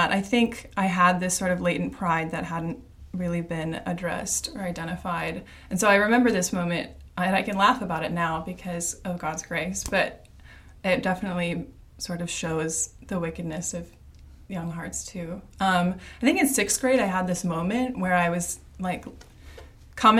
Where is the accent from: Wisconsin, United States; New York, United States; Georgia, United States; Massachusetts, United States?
Wisconsin, United States; Monona; I was born and raised in Monona. I've been here most of my life